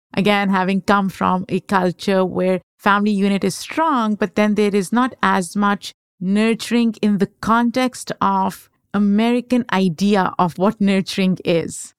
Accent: Pakistan; moved away; I grew up in Pakistan

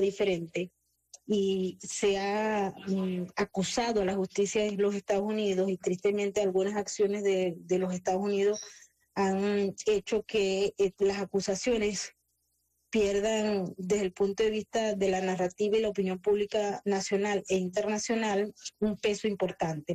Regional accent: Venezuela; yo soy venezolana

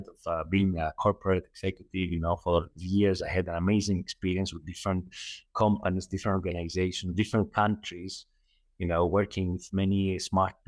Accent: Athens, Attica, Greece; moved away as an adult; now in Doha, Qatar; I'm Greek originally, right? I was born in Athens, Greece, but I'm currently lived for like the last 10 years in Qatar, in Doha, Qatar

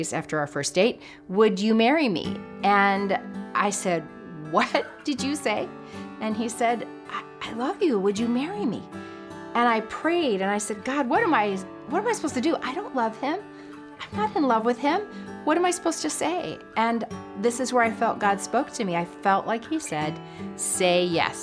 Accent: San Diego, California, United States; also born or lived in Texas; I was born in San Diego, California.

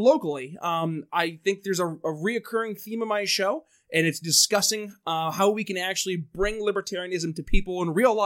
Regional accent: northern New York, United States; moved away; That's actually my home state as well. I'm from up in northern New York

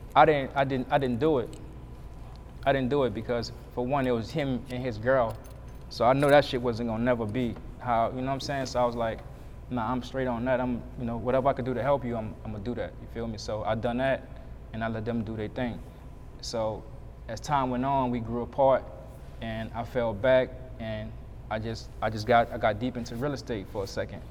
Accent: New Orleans, Louisiana, United States; I'm from New Orleans

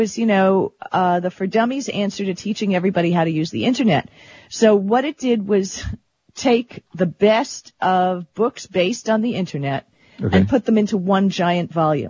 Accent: Miami Beach, Florida, United States; Miami Beach. I went to Miami Beach High, Central Beach Elementary, and the University of Miami.

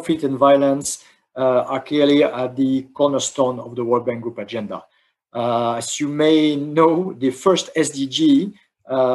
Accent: France; my home country, France

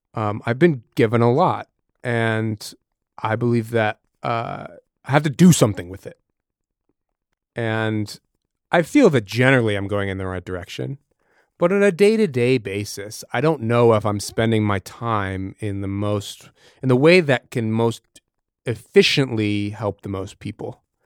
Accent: Massachusetts, United States; I'm from New England, from from Massachusetts

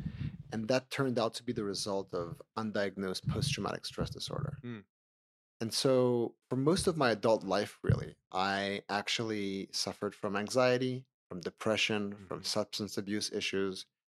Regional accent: Switzerland; moved away as an adult; now in New York, United States; So I'm Swiss originally. I grew up in Switzerland and I spent the first 20 years of my career working in finance. I built two companies from the ground up. And during that time, I also moved to New York.

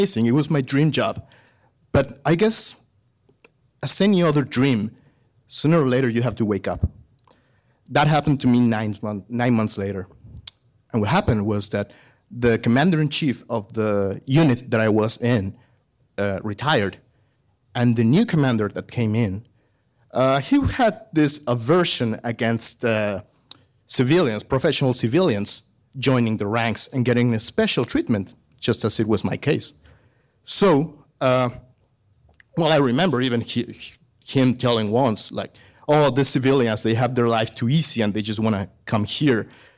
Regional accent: Mexico; English is a second language; I am a veterinarian from Mexico. I studied there.

